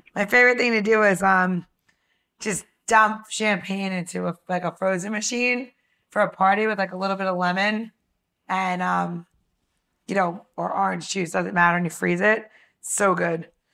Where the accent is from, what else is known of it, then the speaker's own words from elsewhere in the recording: New York, United States; I grew up in New York and I grew up in a very mixed community